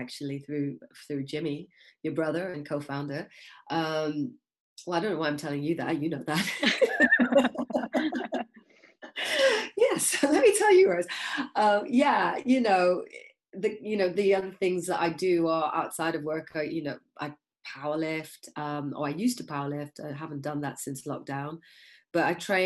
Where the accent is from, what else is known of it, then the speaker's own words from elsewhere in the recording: Kenya; I was born in Kenya